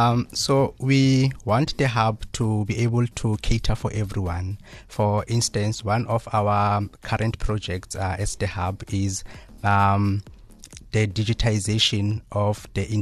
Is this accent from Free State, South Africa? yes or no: yes; Free State, South Africa; accent: Sesotho; English is a second language; So, for instance, I have my own unique accent because I'm from the Free State. Mm. So my English will have some Sesotho accent in it.